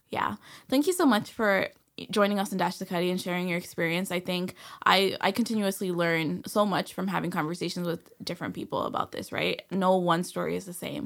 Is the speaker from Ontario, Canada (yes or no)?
yes; Toronto, Ontario, Canada; growing up in Escobar